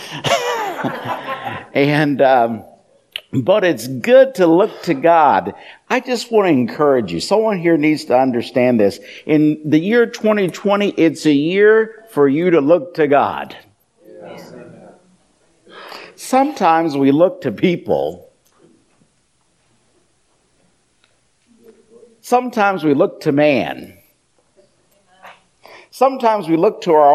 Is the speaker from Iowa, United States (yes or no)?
yes; Iowa, United States; I'm from the southern branch of the family. I'm from Iowa.